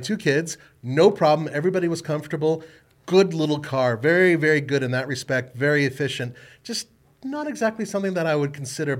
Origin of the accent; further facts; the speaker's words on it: United States; I'm an American